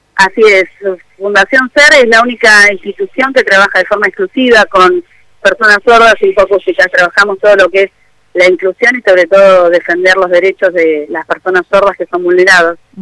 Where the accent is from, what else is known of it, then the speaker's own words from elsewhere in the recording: Buenos Aires, Argentina; moved away as an adult; now in San Nicolás, Argentina; yo soy de Buenos Aires, hace 12 años estoy acá en San Nicolás